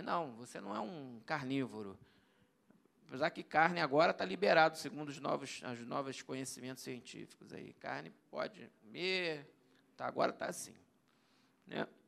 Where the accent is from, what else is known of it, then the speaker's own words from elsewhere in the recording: Brazil; Eu sou brasileiro.